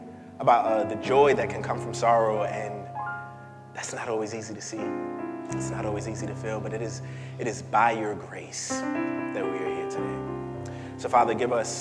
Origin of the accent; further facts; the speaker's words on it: New York City, New York, United States; I'm from Crown Heights, and I'm from Crown Heights back when it was Crown Heights